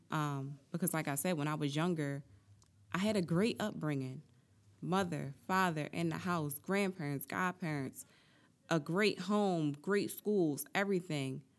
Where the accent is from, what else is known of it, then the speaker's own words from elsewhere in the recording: Atlantic City, New Jersey, United States; I'm from Atlantic City, born and raised